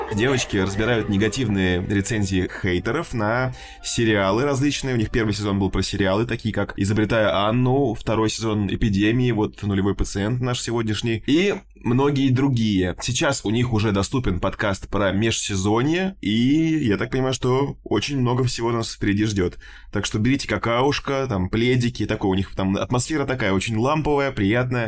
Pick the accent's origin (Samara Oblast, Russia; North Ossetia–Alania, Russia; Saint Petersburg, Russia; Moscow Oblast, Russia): Moscow Oblast, Russia; я потому что вырос э, в Подмосковье, как бы в таком небольшом поселке